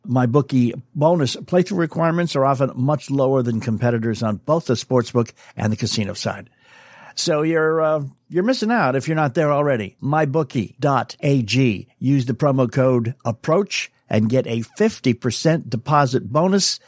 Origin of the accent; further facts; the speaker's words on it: New England, United States; I grew up in New England